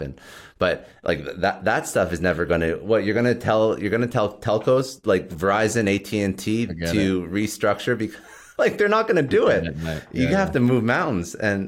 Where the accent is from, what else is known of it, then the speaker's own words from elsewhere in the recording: Toronto, Ontario, Canada; I used to work for a telco, like Bell Canada, which I'm from Toronto, right?